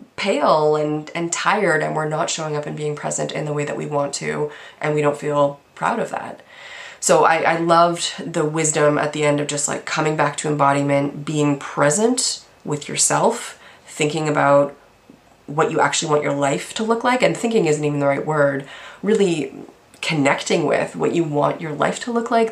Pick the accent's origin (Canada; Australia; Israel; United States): Canada; I'm Canadian